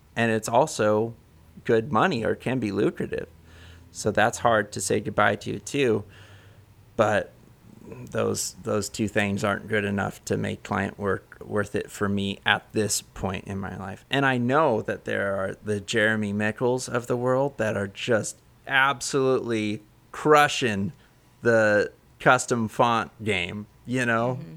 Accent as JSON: {"language": "English", "region": "Central Coast of California", "country": "United States", "lives_now": "Oakland, United States", "said": "I'm from the Central Coast of California"}